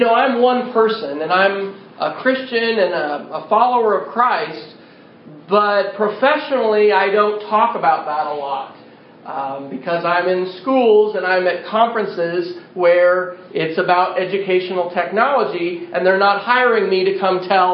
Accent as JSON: {"language": "English", "town": "Manhattan", "region": "Kansas", "country": "United States", "tie": "born or raised there", "also_born_or_lived": "Edmond, Oklahoma", "moved": "yes", "lives_now": "Oklahoma City, United States", "said": "I grew up in Manhattan, Kansas, and went to Philmont probably in 86 as a scout"}